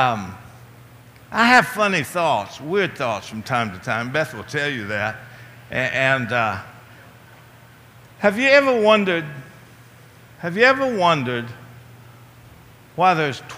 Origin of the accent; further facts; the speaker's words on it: Appalachia, Virginia, United States; moved away; my hometown of Appalachia